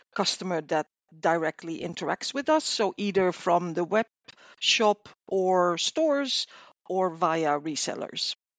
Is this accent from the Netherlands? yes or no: yes; Netherlands; I'm from the Netherlands